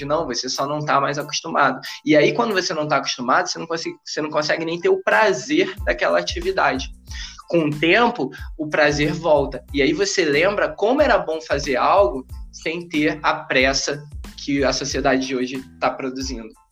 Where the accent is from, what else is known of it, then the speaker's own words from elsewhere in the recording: Rio de Janeiro, Brazil; eu nasci em Realengo